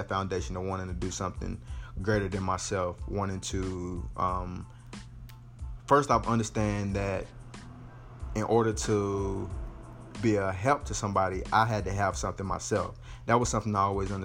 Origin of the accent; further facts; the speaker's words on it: North Carolina, United States; Born and raised in North Carolina